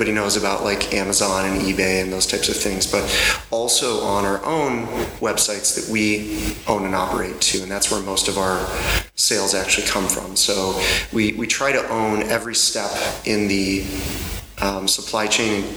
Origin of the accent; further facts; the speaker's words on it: Chicago, Illinois, United States; I'm from the USA, Chicago, and that's the Midwest